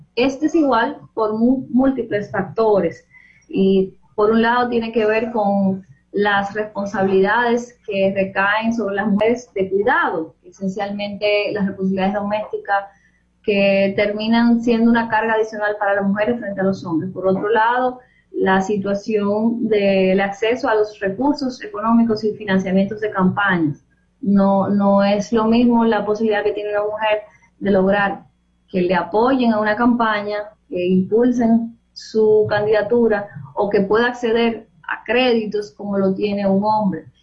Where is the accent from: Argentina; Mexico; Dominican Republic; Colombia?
Dominican Republic; Los Alcarrizos, Distrito Nacional; yo crecí en Pantoja es un distrito municipal de Los Alcarrizos